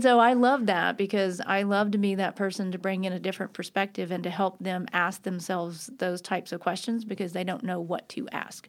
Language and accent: English; Nashville, Tennessee, United States; also born or lived in Los Angeles, California; I grew up here in Nashville, so I'm a Nashville native.